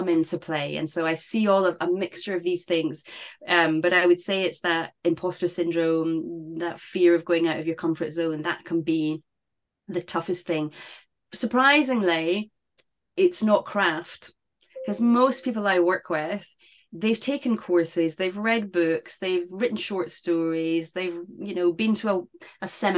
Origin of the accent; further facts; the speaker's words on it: United Kingdom; for us in the UK